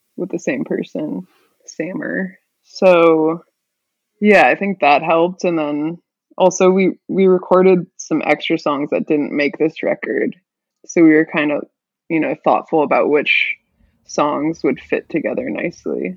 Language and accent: English; Palo Alto, California, United States; also born or lived in Walla Walla, Washington; now in Seattle, United States; I'm from the Bay Area, Palo Alto, California